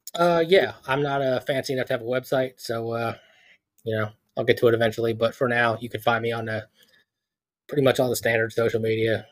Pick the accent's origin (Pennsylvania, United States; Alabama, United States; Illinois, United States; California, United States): Pennsylvania, United States; Philadelphia; moved away; I'm from Philadelphia